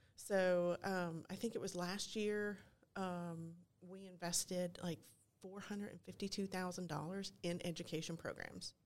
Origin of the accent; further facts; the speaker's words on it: Kentucky, United States; moved away as an adult; also born or lived in North Fulton area, Georgia; now in Forsyth County, United States; I'm originally from Kentucky